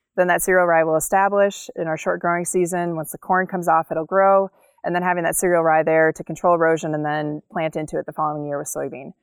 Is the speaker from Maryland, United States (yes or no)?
no; Cleveland, Ohio, United States; also born or lived in Colorado / Wyoming / Virginia; now in North Dakota, United States; I grew up in Cleveland, Ohio